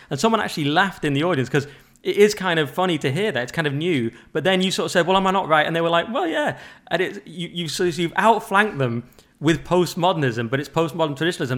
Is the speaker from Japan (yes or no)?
no; England, United Kingdom; I was raised English, you know, we just thought we were English